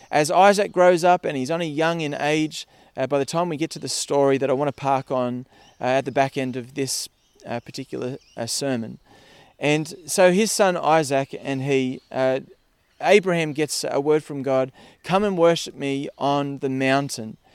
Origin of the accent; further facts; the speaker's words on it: Parkes, New South Wales, Australia; I grew up in Parkes uh, out west, and in Parkes it's sheep and wheat.